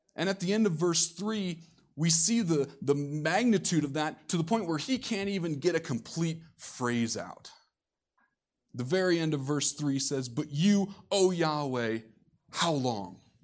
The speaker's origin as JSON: {"language": "English", "region": "Iowa", "country": "United States", "tie": "born or raised there", "said": "Coming from the Midwest myself, being born and raised in Iowa"}